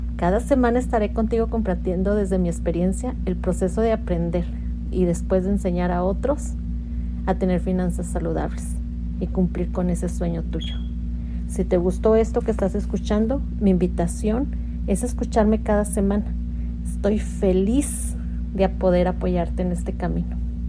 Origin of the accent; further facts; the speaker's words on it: Mexico; moved away as an adult; now in United States; soy mexicana y radico en Estados Unidos ya desde hace 22 años